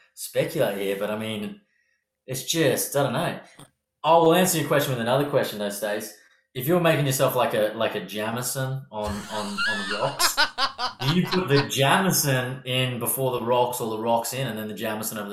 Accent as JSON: {"language": "English", "country": "Australia", "accent": "harsh Australian", "said": "my harsh Australian accent"}